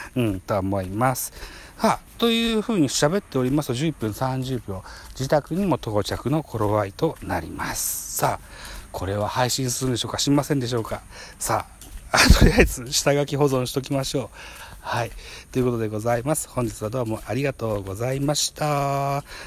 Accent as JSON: {"language": "Japanese", "country": "Japan", "tie": "born or raised there", "said": "生まれも育ちも現在も田舎暮らしなので"}